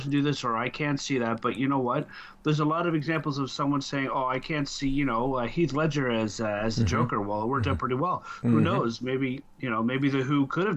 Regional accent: Canada; I'm Canadian

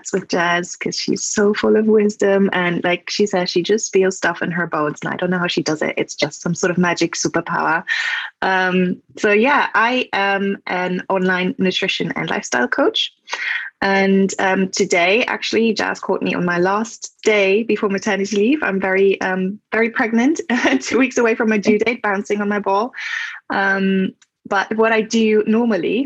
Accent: Germany; English is a second language; moved away; I am from Germany, so if that's my accent.

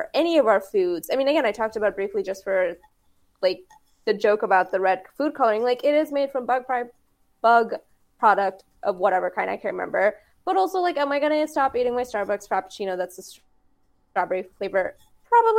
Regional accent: Texas, United States; I'm originally from Texas

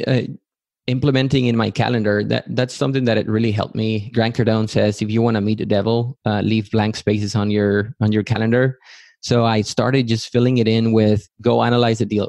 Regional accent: Matamoros, Tamaulipas, Mexico; moved away as an adult; also born or lived in Yucatán, Mexico / Texas, United States; now in United States; I grew up in Matamoros, Tamaulipas, also in Mexico

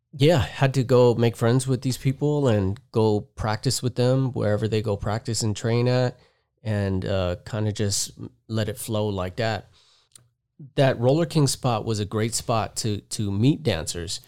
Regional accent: Panama; also born or lived in Las Vegas, Nevada, United States; now in Southern California, United States; I was born in Vegas, raised in Panama. I moved to Panama when I was, like, two or three months old.

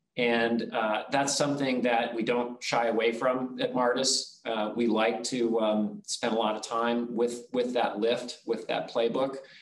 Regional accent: Nebraska, United States; I was born and raised in a, a, small town in Nebraska

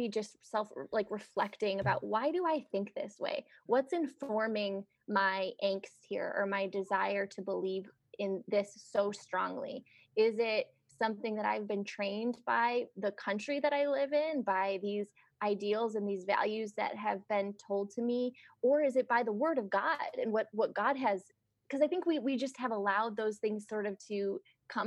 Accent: United States; my freedom as an American

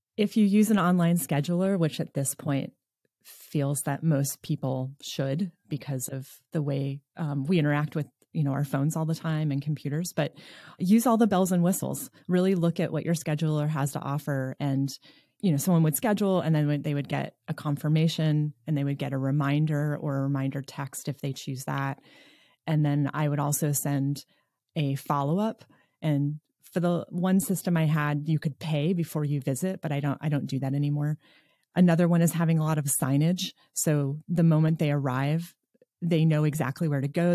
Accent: New York, United States; moved away as an adult; now in Nevada City, United States

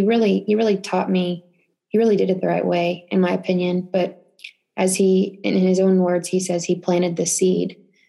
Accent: Holland, Texas, United States; moved away as an adult; also born or lived in Temple, Texas; now in Utah, United States; I was living in a little farm town. I don't know if anybody would know, but it's called Holland, Texas, known for the Holland Corn Fest.

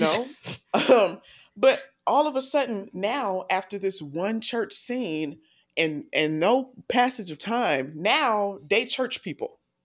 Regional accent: the South, United States; I grew up in the South.

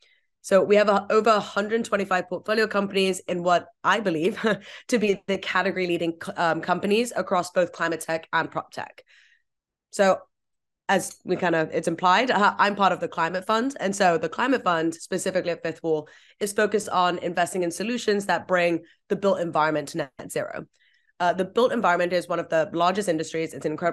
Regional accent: Vietnam; also born or lived in Hong Kong; I grew up in Vietnam and Hong Kong mostly. I think some of the worst parts of climate change were just kind of front and center for me from such a young age.

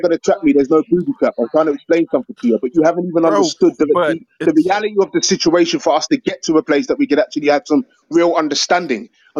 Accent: United Kingdom; accent: British; my black skin and my British accent

